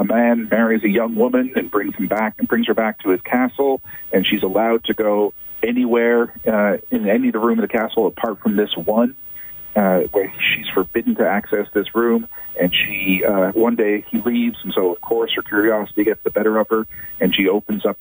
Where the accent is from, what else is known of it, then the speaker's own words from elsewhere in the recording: Ottawa, Ontario, Canada; I grew up in Ottawa